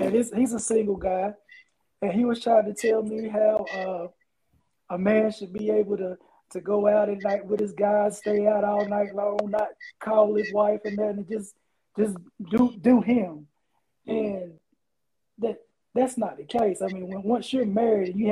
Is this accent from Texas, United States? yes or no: no; Chatham County, North Carolina, United States; also born or lived in Sanford, North Carolina; from Sanford, North Carolina, born and raised in Chatham County